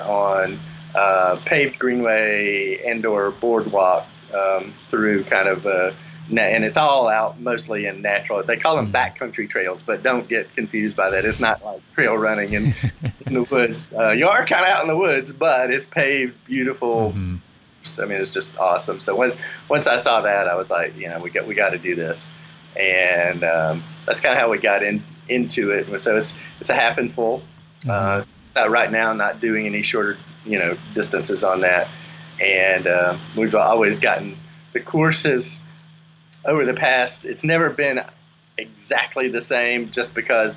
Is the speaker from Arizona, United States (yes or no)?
no; Mobile, Alabama, United States; also born or lived in central North Carolina; now in North Carolina, United States; I'm originally from Mobile, Alabama